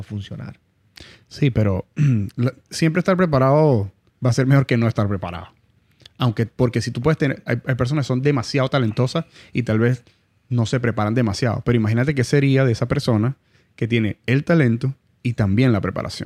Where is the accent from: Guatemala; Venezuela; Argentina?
Venezuela; now in Miami, United States; La gente de Miami, aunque somos venezolanos